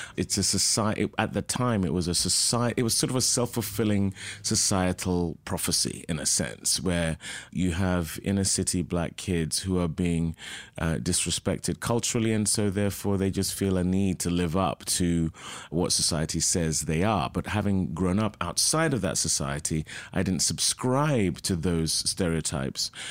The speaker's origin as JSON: {"language": "English", "region": "London", "country": "United Kingdom", "tie": "born or raised there", "also_born_or_lived": "Oxford, England", "moved": "yes", "lives_now": "Los Angeles, United States", "said": "I was born in Oxford, England, and I lived there till the age of two, so I don't really remember it, but most of my life was spent, my early life anyway, in London."}